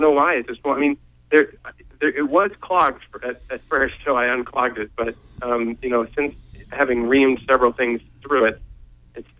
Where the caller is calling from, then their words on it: Penobscot, Maine, United States; I'm calling from Penobscot